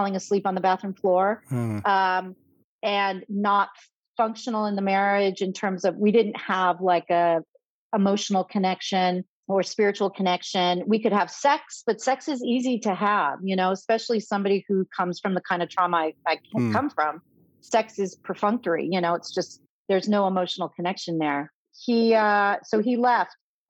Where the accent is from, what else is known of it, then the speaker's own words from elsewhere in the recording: Los Angeles, California, United States; moved away as an adult; also born or lived in Chicago; I started through the ordination process at All Saints Church Pasadena, where I had gone as a youth and young adult